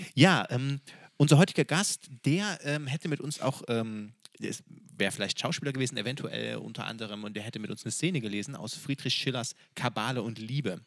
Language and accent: German; Freiberg, Saxony, Germany; wir kommen aus Freiberg. Und Freiberg ist unsere Stadt des Herzens. Wir sind da zur Schule gegangen.